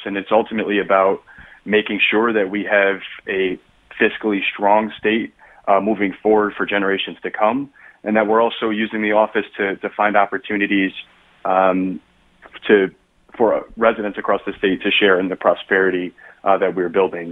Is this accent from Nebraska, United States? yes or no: no; New Haven, Connecticut, United States; I grew up in New Haven, where I still live with my husband